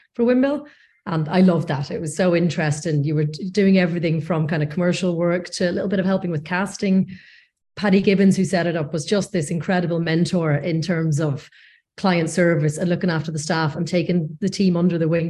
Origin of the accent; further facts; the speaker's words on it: North Coast, Northern Ireland, United Kingdom; moved away as an adult; also born or lived in Leeds / London; I'm from the North Coast originally